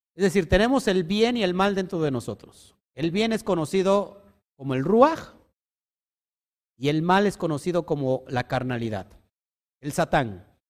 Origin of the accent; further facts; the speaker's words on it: Mexico; como mexicanos